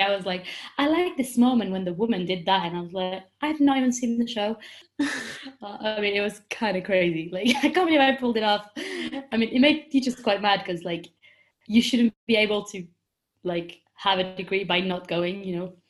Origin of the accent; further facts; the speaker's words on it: Paris, Île-de-France, France; English is a second language; moved away as an adult; also born or lived in London; I'm 22 years old and I'm from Paris, in France